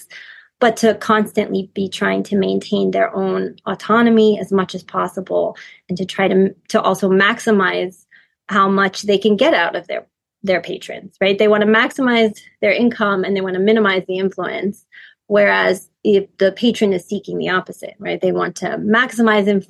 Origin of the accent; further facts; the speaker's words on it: United States; I'm also American